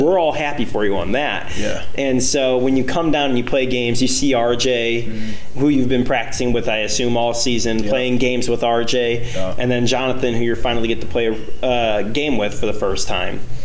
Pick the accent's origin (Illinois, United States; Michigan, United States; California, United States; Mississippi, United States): Illinois, United States; Chicago; I'm from Chicago